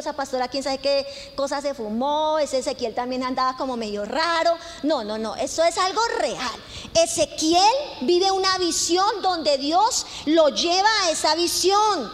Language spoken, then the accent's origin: Spanish; Colombia